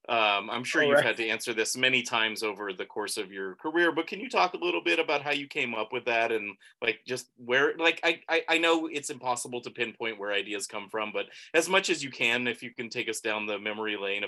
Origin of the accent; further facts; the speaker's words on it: Bay Area, California, United States; we're from the Bay Area where there's like a style, right?